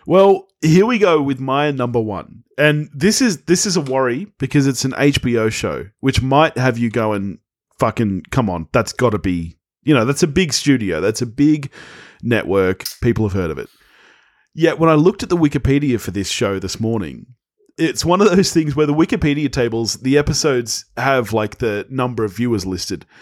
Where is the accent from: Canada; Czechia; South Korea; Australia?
Australia; As Australians